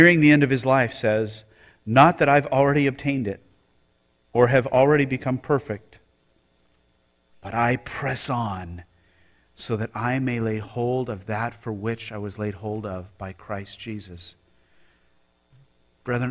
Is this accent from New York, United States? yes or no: no; Colorado Springs, Colorado, United States; moved away; I grew up in Colorado Springs.